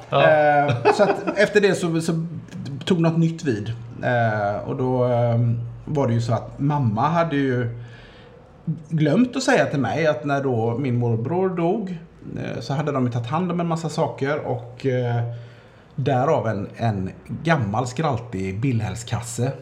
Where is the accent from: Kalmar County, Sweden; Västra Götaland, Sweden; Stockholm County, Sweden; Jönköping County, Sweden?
Västra Götaland, Sweden; Gothenburg; jag är uppvuxen i, i Majna